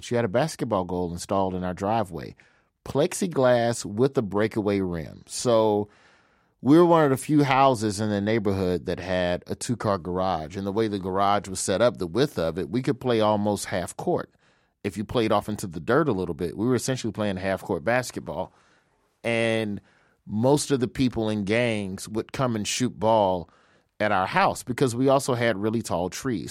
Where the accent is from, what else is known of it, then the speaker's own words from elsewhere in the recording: Birmingham, Alabama, United States; moved away as an adult; now in Los Angeles, United States; I'm from Birmingham, Alabama. I live in L A now